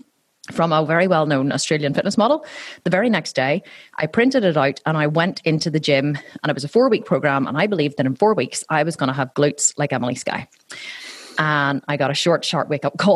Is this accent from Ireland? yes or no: yes; Ireland; accent: Irish; my fellow Irishmen.